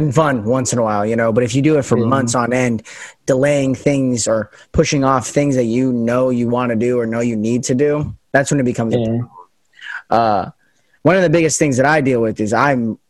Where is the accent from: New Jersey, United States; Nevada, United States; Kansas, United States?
Nevada, United States; Las Vegas; accent: standard American; moved away as an adult; also born or lived in Pacific Northwest; I'm from Vegas, where it's super sunny.